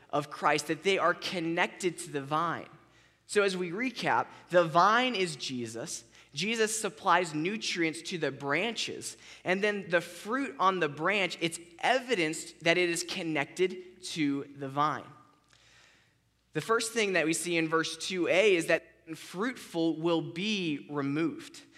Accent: Florida, United States; I grew up in Florida, so we had orange trees everywhere.

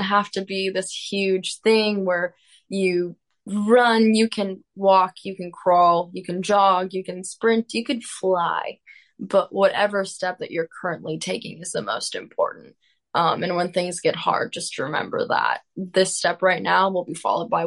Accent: Minnesota, United States; I come from Minnesota.

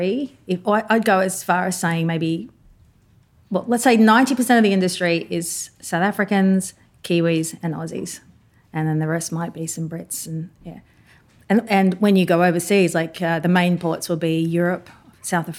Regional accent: Papua New Guinea; moved away as an adult; I'm born and raised in Papua New Guinea

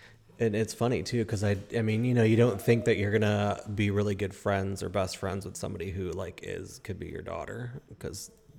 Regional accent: Chicago, Illinois, United States; moved away; I grew up in Chicago

